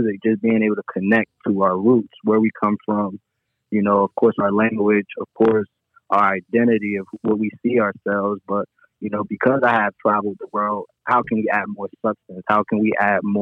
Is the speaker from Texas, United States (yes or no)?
no; Trenton, New Jersey, United States; moved away as an adult; now in California, United States; I grew up West Trenton